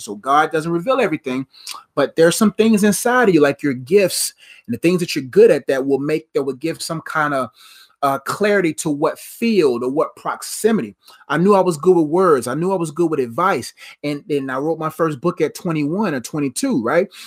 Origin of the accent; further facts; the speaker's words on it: Nigeria; I'm Nigerian